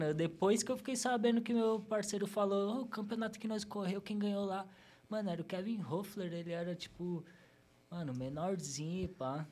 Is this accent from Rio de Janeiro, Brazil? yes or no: no; São Paulo, Brazil; eu nasci no Hospital Zona Leste, nascido e criado lá na Vila Formosa, Vila em Formosa. São Paulo, né, Zona Leste